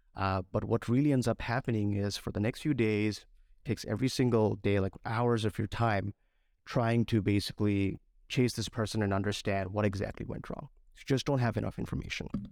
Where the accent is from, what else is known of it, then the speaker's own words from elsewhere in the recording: Bangladesh; moved away as an adult; I was, uh, born and raised in Bangladesh, and a few years ago, I came here to study computer science.